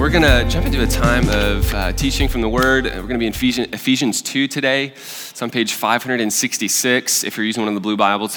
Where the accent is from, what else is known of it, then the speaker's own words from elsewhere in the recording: Alabama, United States; now in Nashville, United States; I'm from Alabama, so there's, like, deep rooted, like, Alabama versus Auburn